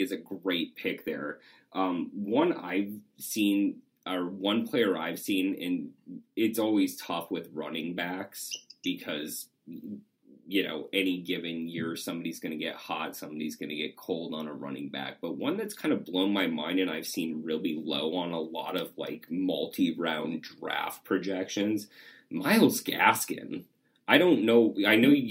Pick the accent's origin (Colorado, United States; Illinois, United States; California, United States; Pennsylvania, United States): Colorado, United States; Broncos country; moved away; growing up in Broncos country